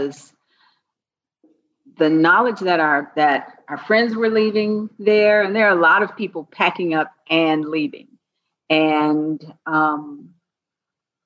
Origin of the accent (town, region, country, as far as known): Georgia, United States; born or raised there; moved away as an adult; also born or lived in New Orleans, Louisiana